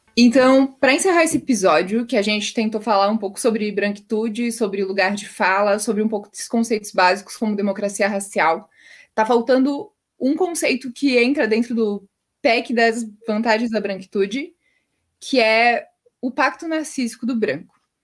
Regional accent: a small town in Santa Catarina, Brazil; eu não sou natural de Blumenau, sou de uma cidadezinha de Santa Catarina

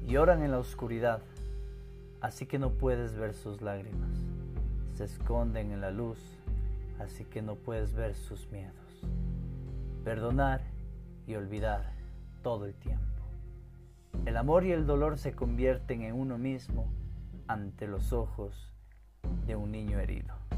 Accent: Ecuador; mi tierra, que me vio nacer

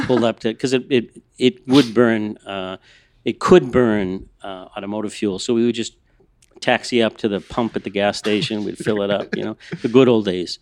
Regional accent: Boston, Massachusetts, United States; moved away as an adult; now in Los Angeles, United States; I'm from the East Coast. I'm a Boston kid

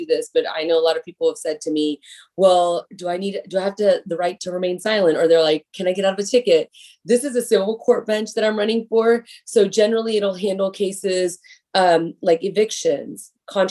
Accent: Houston, Texas, United States; I was born and raised here in Houston, Texas. So I'm a native Houstonian.

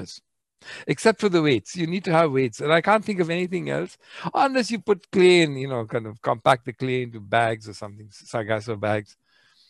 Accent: India; I'm Indian.

